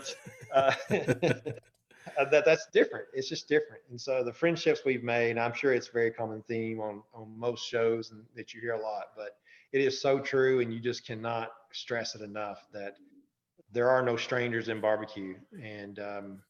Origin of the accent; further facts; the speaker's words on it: the South, United States; I'm from the South